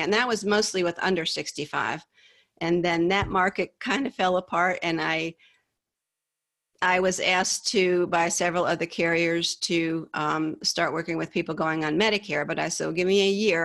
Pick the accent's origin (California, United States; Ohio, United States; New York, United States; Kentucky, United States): New York, United States; Hyde Park; moved away as an adult; also born or lived in Poughkeepsie, New York / the American South; I grew up in a little town called Hyde Park, um, a little upstate New York, about an hour and a half north of New York City